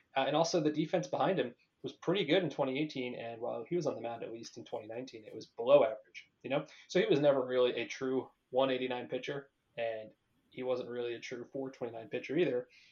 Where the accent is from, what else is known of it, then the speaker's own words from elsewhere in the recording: Brick, New Jersey, United States; moved away; also born or lived in Boston; I'm from New Jersey. I'm not from LA.